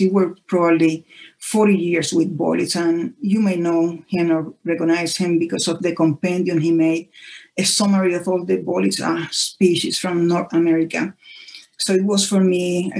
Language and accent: English; Puerto Rico; I'm from Puerto Rico